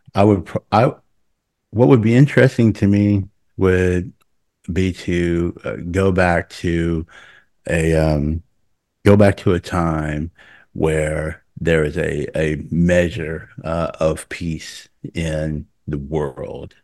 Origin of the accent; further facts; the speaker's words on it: Oklahoma City, Oklahoma, United States; moved away as an adult; I'm from Oklahoma City, but I wasn't from a dense part of Oklahoma City